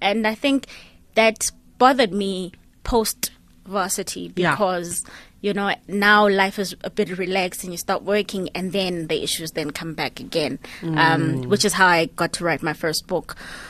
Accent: Grahamstown, Eastern Cape, South Africa; So growing up in Grahamstown, Ekhini, was an interesting kind of roadmap for me, because then I moved around a lot

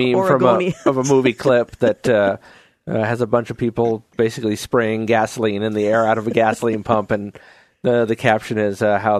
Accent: New York, United States; now in Oregon, United States; Growing up in New York

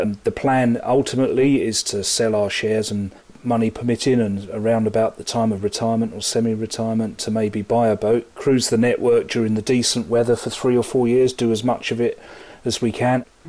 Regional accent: Sussex, South East England, United Kingdom; also born or lived in Worthing / London; I'm a Sussex born and bred, virtually lived in Sussex all my life

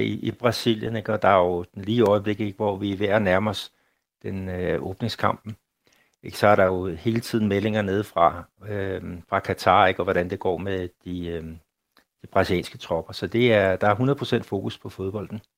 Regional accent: Denmark; now in Brazil; derhjemme i Danmark

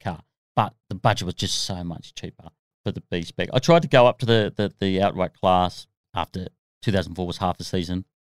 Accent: Australia; being an Aussie

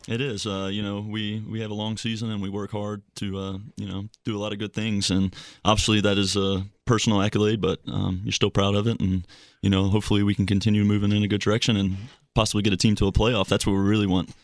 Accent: Slidell, Louisiana, United States; moved away; Slido, Louisiana, which is right outside of New Orleans.

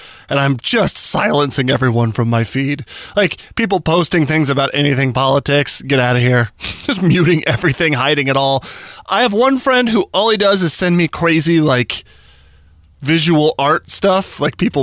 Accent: Albuquerque, New Mexico, United States; now in Washington, United States; my hometown, Albuquerque, New Mexico

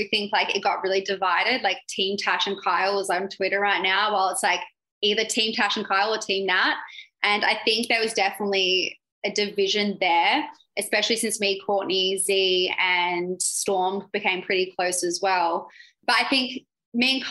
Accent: Australia; I'm from Australia.

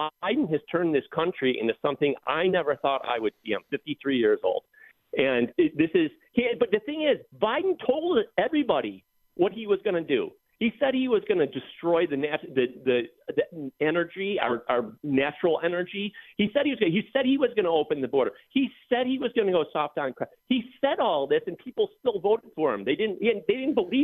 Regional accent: Buffalo, New York, United States; moved away as an adult; now in California, United States; I am from Buffalo, but I moved to California about 15 years ago for career opportunity

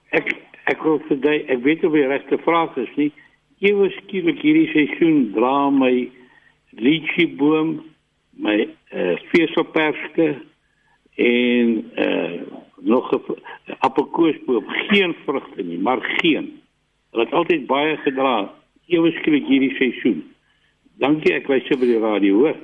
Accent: Robertson, Western Cape, South Africa; my dae as kind in Robertson

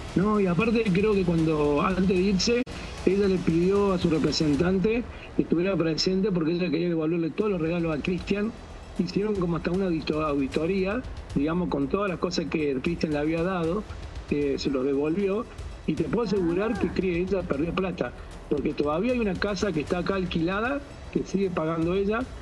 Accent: Córdoba, Argentina; also born or lived in Villa Carlos Paz; soy de Córdoba, que es una ciudad que está a 30 kilómetros

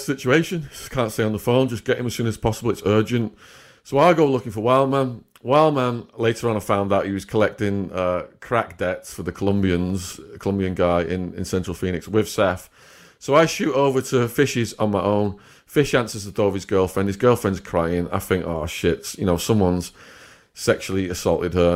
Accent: Widnes, North West England, United Kingdom; moved away as an adult; also born or lived in Arizona; my hometown, Widnes

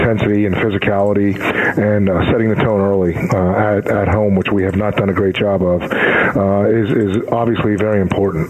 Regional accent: Pennsylvania, United States; born or raised there; now in Arizona, United States

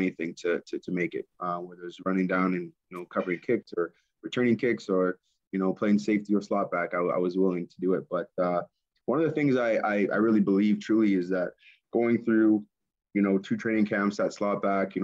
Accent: Winnipeg, Manitoba, Canada; Winnipeg, my hometown

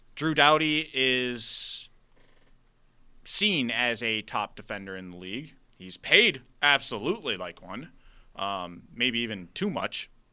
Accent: Buffalo, New York, United States; we're from Buffalo

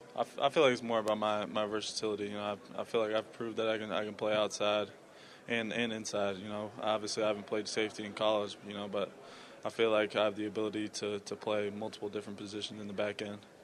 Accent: Iowa, United States; I grew up in Iowa, a small town, nine hundred people

